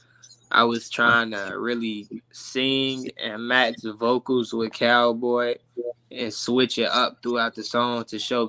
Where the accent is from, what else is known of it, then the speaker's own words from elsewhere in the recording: Chicago, Illinois, United States; I'm from Chicago